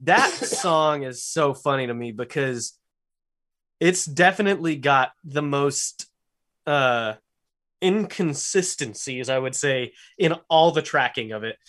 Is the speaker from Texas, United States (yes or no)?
yes; Lubbock, Texas, United States; born or raised there